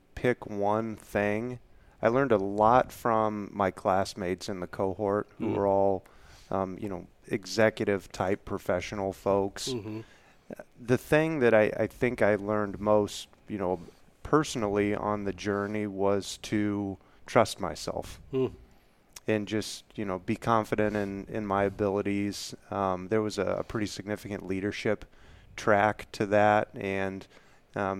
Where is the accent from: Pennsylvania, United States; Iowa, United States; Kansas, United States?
Kansas, United States; I am a Kansas native, have lived in Kansas pretty much all of my life